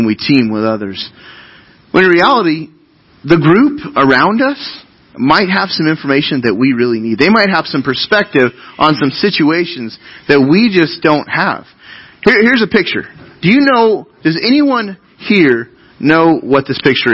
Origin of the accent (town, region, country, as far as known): United States